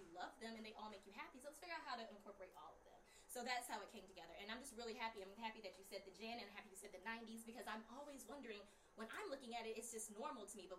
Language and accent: English; South Carolina, United States; Carolina, also a town that's small.